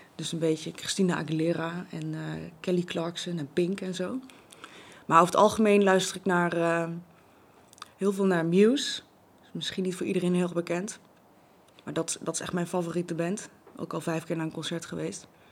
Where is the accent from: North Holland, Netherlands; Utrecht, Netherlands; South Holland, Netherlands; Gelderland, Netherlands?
Gelderland, Netherlands; Zevenaar; now in Babberich, Netherlands; Ik ben geboren in Zevenaar, grappig genoeg op het Raadhuisplein, recht tegenover het oude gemeentehuis.